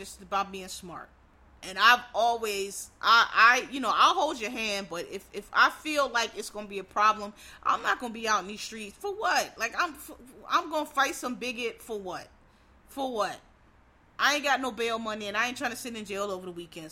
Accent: Philadelphia, Pennsylvania, United States; I'm from Philly

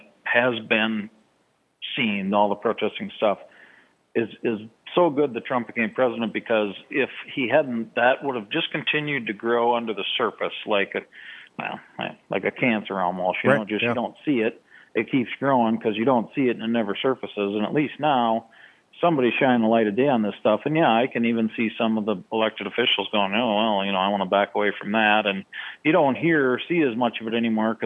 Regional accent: Midwest, United States; where I grew up here in the Midwest

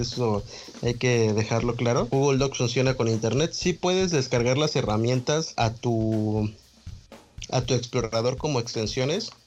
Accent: Mexico; somos de México

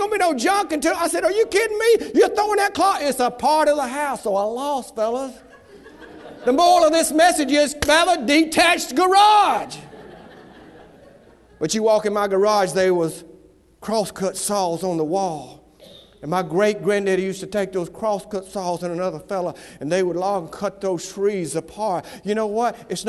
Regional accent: Southern United States, United States; accent: southern; Now, I lost all my southern accent while I was up there, but you should have heard me while I went up there.

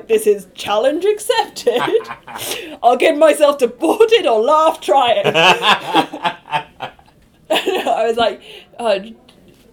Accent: United Kingdom; accent: British; my British accent

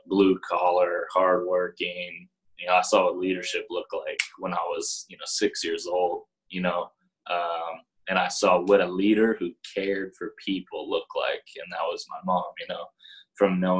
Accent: Palo Alto, California, United States; also born or lived in Los Angeles; I was born in Los Angeles, and then very early on moved to San Francisco Bay Area. Grew up in Palo Alto

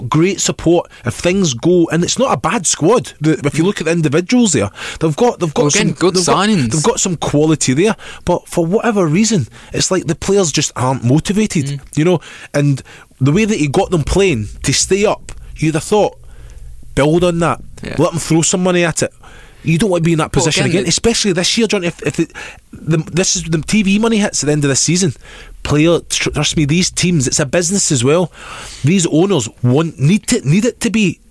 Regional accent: Scotland, United Kingdom; I'm from Scotland.

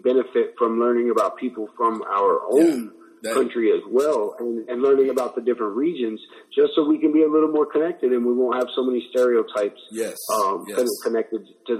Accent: Midwest, United States; I wanna phrase this correctly, but like growing up in the Midwest, a lot of times when we learn about history and when we study U.S. history, the main focus of that is on like Plymouth Rock and the East Coast and the 13 original colonies.

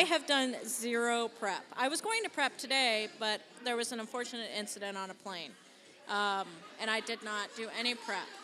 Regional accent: Portland, United States; I'm from Portland

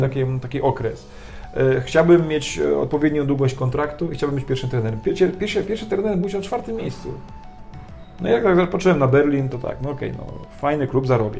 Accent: Poland; also born or lived in France; ja wyrosłem na warunkach polskich, to całe tradycje, wszystko to zostało mi wpojone

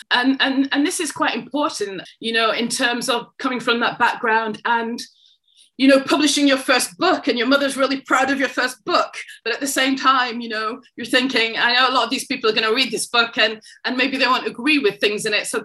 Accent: England, United Kingdom; I am a Jamaican born I mean, I was born in England, but of Jamaican heritage.

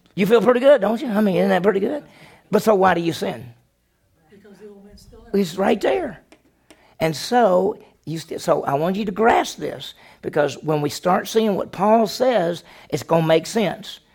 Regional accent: the South, United States; I grew up in the South.

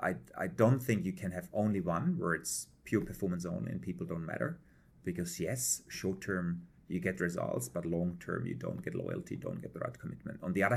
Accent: Prague, Czechia; born there; English is a second language; also born or lived in Germany / Switzerland; So I was born in Prague in a family of German parents. Spent some time in Czech, in Germany, had then a global role in Switzerland for Hilti

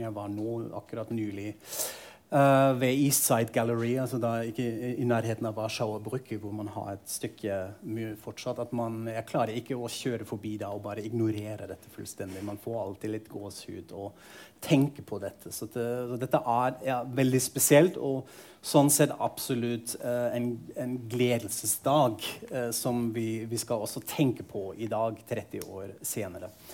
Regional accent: Frankfurt am Main, Hesse, Germany; moved away; Jeg er fra Frankfurt am Main, eh, som var på en måte amerikanske sektoren. At dette var en del av hverdagen min som barn og ungdom

